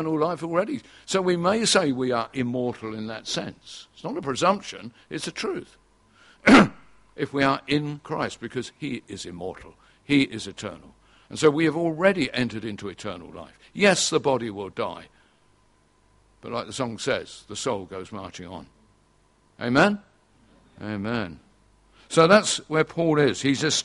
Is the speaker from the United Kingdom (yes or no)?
yes; England, United Kingdom; we are English, British, whatever we are, and we're part of this nation